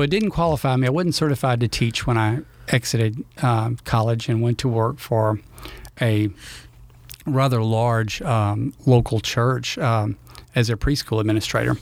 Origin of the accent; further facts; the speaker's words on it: Louisiana, United States; I grew up here in Louisiana you know, uh, I think I'm the only one of my siblings that was born here in Louisiana.